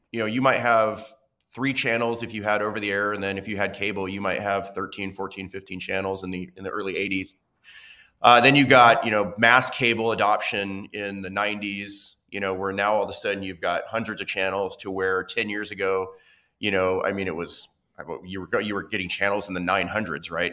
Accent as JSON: {"language": "English", "town": "Medford", "region": "Oregon", "country": "United States", "tie": "born or raised there", "moved": "yes", "said": "I grew up watching local news in Southern Oregon"}